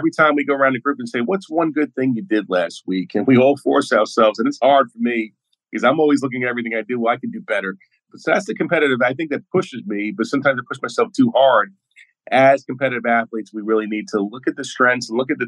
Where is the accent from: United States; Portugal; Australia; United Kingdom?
United States; New York City, New York; I'm from Brooklyn, New York, Flatbush, and tough Irish family